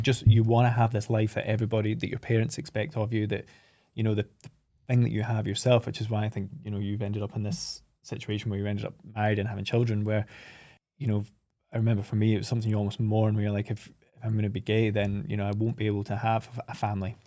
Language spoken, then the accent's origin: English; Oban, Scotland, United Kingdom; from three, four years old, we kind of, my parents moved us up to Oban